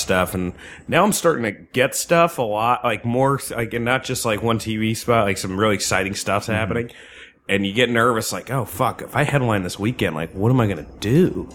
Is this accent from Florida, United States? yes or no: no; New Jersey, United States; I grew up in Jersey